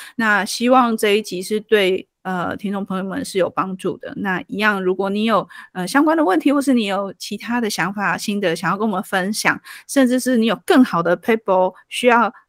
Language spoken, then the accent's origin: Chinese; Taiwan; 我们台湾人